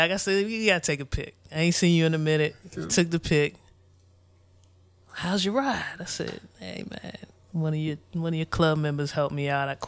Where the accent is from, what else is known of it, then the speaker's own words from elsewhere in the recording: Forestville, Maryland, United States; also born or lived in District Heights; we grew up in Forestville. We yeah. grew up in District Heights.